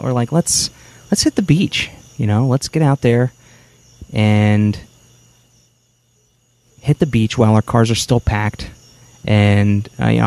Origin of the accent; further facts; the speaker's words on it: New Jersey, United States; I'm from New Jersey